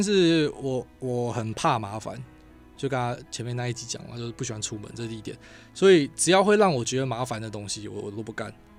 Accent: Miaoli County, Taiwan; 我苗栗人

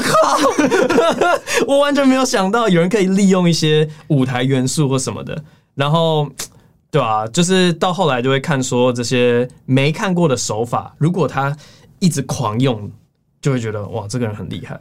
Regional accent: United States; now in Taiwan; 我小时候在美国长大，然后现在回台湾嘛

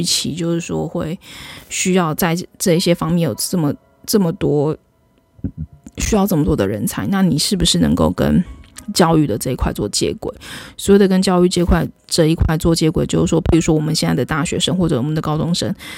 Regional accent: Taiwan; 我们台湾人的身上

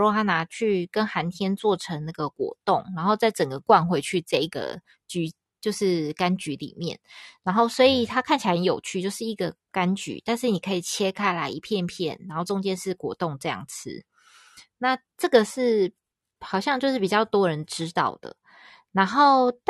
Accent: Hsinchu, Taiwan; 因为其实我是新竹人，然后竹签饼的外观跟这个其实很像诶。

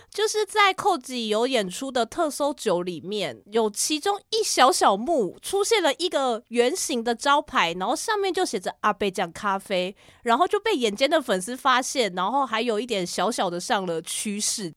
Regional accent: Taiwan; 我就说台湾

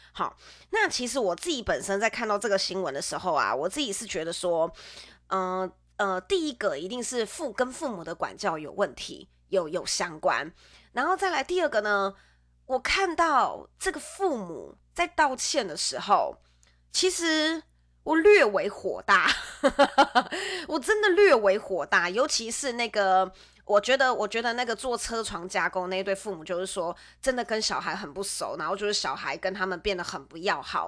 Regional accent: central Taiwan, Taiwan; moved away; 我是从，我是从中部来的

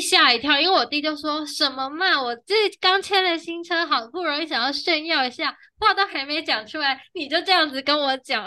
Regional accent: Taiwan

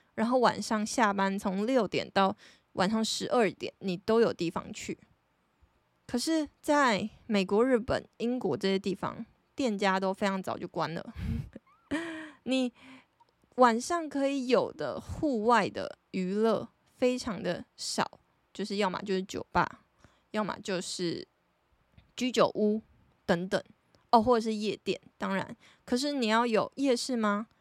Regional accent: Taiwan; 就是我觉得我们台湾人的生活形态

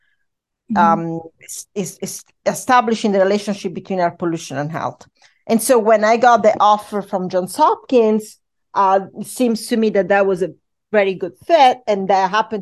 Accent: Rome, Lazio, Italy; moved away as an adult; I was born in Rome, Italy, and I started my studies in the University della Sapienza in Rome

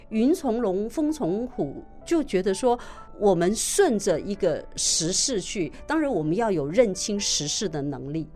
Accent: Taiwan; 我们台湾人

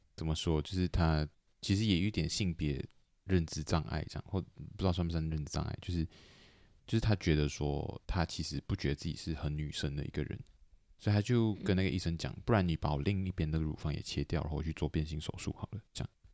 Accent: Malaysia; moved away; 我虽然讲人没有在马来西亚，但是我是马来西亚人

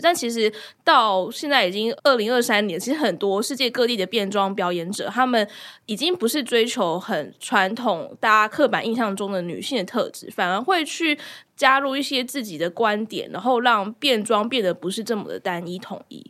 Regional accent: Kaohsiung, Taiwan; 我的家乡

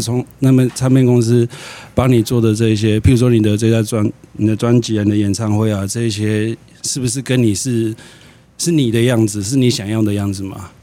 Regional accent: Yilan County, Taiwan; now in Brazil; 因为我是宜兰人，然后嗯。小时候在学校，是国小的时候

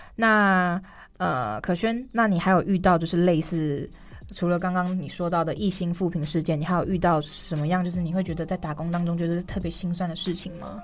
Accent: Kaohsiung, Taiwan; 我自己虽然是，呃，出生在高雄南部，我自己觉得自认为台语不错

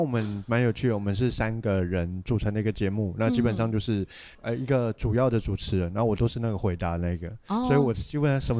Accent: Taipei, Taiwan; 我是台北人。

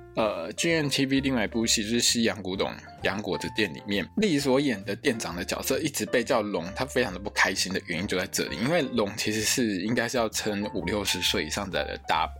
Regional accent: Taiwan; 我们台湾人

